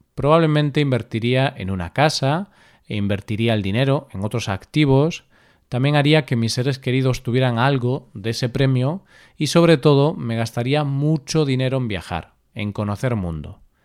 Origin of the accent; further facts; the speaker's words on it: Vigo, Galicia, Spain; Vigo, mi ciudad natal